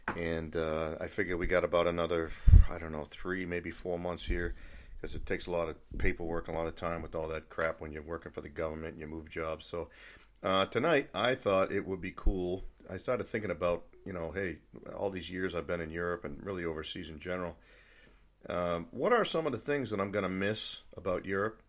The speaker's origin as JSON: {"language": "English", "region": "New England", "country": "United States", "also_born_or_lived": "Italy", "moved": "as an adult", "lives_now": "Germany", "said": "I'm from New England"}